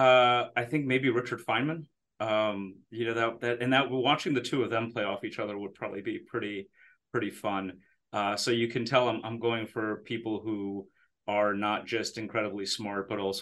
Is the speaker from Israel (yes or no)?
yes; Israel; born there; So I was born in Israel, I was a really annoying kid. But so my parents moved from Romania to Israel in 1979, just before I was born.